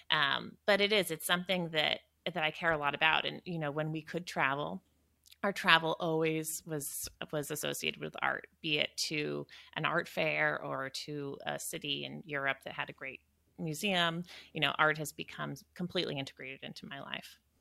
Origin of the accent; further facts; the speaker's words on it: Western Maine, United States; moved away; born and raised in Western Maine